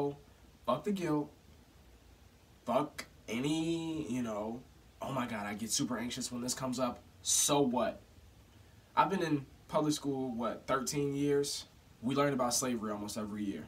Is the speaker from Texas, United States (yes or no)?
no; Chesterfield, Virginia, United States; I grew up in Chesterfield, Virginia